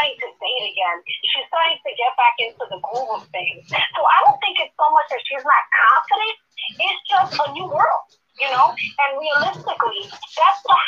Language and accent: English; New York City, New York, United States; I grew up in New York City